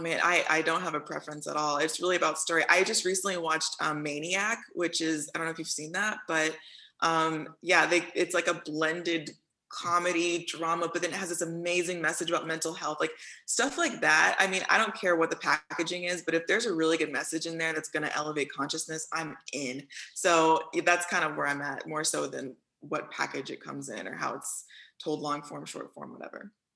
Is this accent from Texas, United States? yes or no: yes; Houston, Texas, United States; moved away; I'm from Houston though, so that's what I still claim uh, through and through.